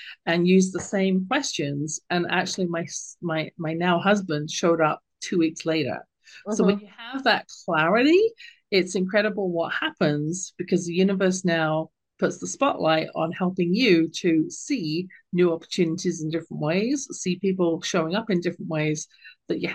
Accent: United Kingdom; accent: British; my lilting British accent

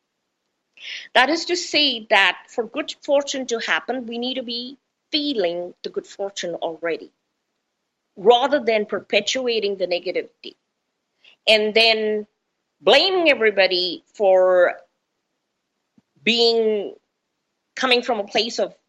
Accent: India; moved away; also born or lived in United States; coming from India

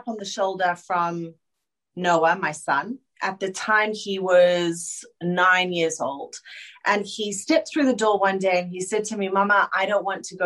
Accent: Johannesburg, Gauteng, South Africa; moved away as an adult; now in Sydney, Australia; I am a girl that was born and bred in Joburg

